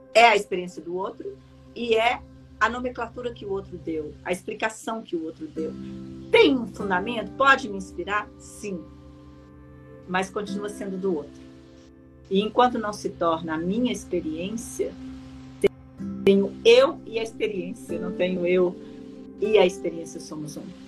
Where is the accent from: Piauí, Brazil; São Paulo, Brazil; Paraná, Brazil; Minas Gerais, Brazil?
Minas Gerais, Brazil; eu, como uma boa mineira